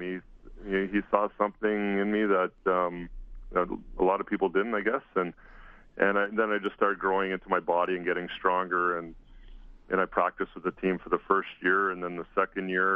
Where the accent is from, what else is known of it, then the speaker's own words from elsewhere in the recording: Lloydminster, Alberta, Canada; moved away as an adult; now in Kelowna, Canada; I was born in PA, but moved to Lloyd when I was two. So, but I pretty much claim I was born in Lloyd and played minor hockey throughout the years in Lloydminster